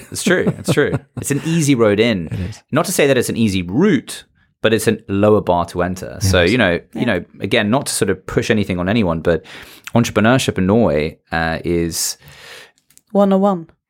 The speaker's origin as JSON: {"language": "English", "country": "South Africa", "accent": "British", "said": "And I come from South Africa, if you did or didn't know listening to this. Uh, yeah, I come from South Africa. Yeah. I know I have a British accent because I went to school there. But I'm South African."}